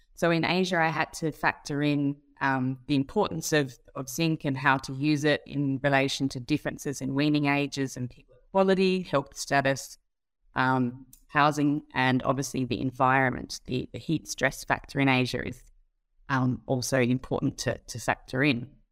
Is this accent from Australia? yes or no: yes; Australia; moved away; also born or lived in Singapore; I'm Australian by birth.